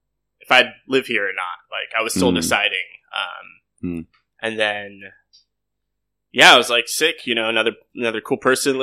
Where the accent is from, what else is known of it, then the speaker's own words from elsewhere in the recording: San Diego, California, United States; moved away as an adult; now in Vietnam; and I grew up there in San Diego